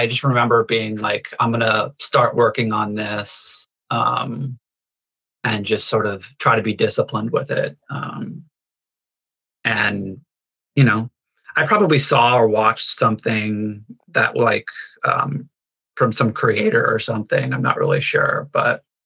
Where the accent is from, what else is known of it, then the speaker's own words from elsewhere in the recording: North Carolina, United States; I grew up in North Carolina